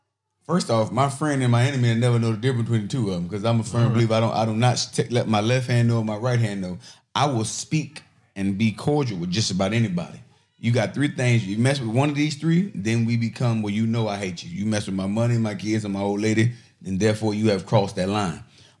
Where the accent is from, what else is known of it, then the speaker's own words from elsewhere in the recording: Chicago, Illinois, United States; also born or lived in Miami, Florida; You know, I'm from Chicago, I'm from Miami.